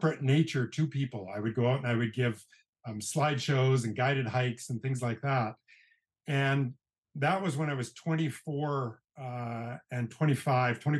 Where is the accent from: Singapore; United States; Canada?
Canada; British Columbia; moved away as an adult; also born or lived in Banff, Alberta; I grew up in British Columbia, Canada, in a fairly small mountain town of about 10,000 people.